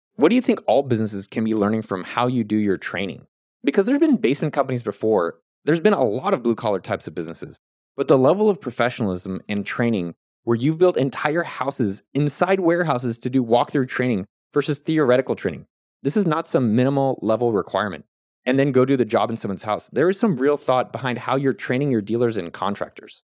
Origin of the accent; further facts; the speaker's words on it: California, United States; I grew up in California.